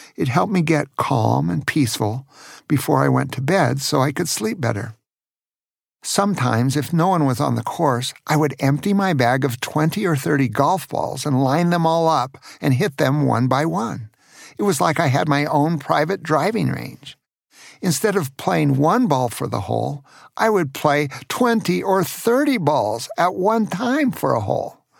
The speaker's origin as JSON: {"language": "English", "town": "Tacoma", "region": "Washington", "country": "United States", "tie": "born or raised there", "said": "When I was a teenager growing up in Tacoma, Washington"}